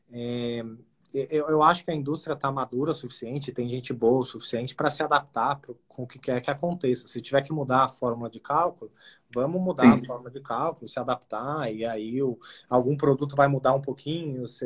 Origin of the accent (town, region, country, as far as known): Brazil